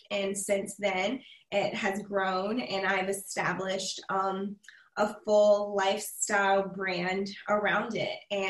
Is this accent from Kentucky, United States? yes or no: no; Charleston, South Carolina, United States; now in Columbia, United States; I was born and raised in Charleston, South Carolina. And while it is still very much home, I reside in Columbia and kind of split my time between the two.